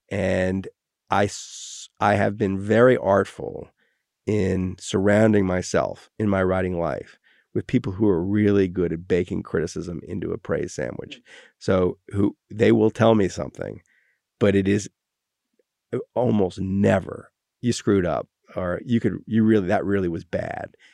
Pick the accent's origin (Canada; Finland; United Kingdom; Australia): United Kingdom; Wales; my real response is I'm Welsh.